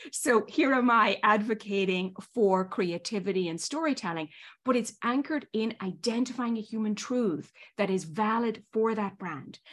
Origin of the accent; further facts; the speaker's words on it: Ireland; moved away as an adult; also born or lived in Northern Ireland / Spain; now in New York, United States; as the accent probably still betrays, I was born and raised in Ireland, went to school in Ireland, Northern Ireland and Southern Ireland